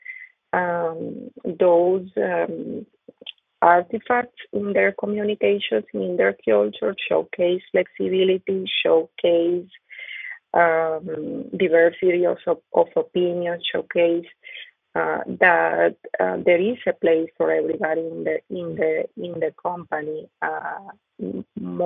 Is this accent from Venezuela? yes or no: yes; Venezuela; first language Spanish; English is a second language; moved away as an adult; now in Kentucky, United States; I grew up in Venezuela, just with the same people, you know, we look the same, we speak the same